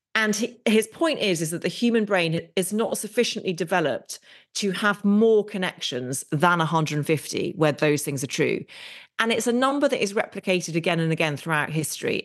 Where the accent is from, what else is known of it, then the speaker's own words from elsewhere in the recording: England, United Kingdom; we're very English in many ways